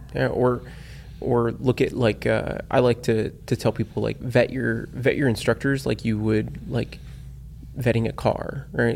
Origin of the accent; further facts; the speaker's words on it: South Florida, United States; born and raised in South Florida.